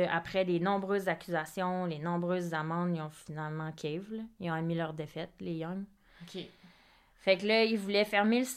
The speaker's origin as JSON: {"language": "French", "region": "Nova Scotia", "country": "Canada", "said": "j'ai vu que moi aussi, je viens de la Nouvelle-Écosse."}